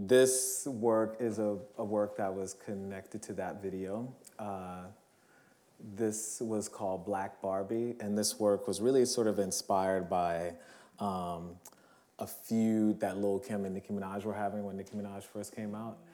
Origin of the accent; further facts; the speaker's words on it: New Orleans, Louisiana, United States; moved away; my hometown, New Orleans